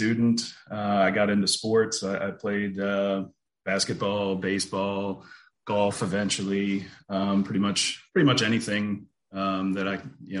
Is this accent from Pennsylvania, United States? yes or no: yes; central Pennsylvania near Harrisburg, United States; I grew up in Pennsylvania, in central Pennsylvania near Harrisburg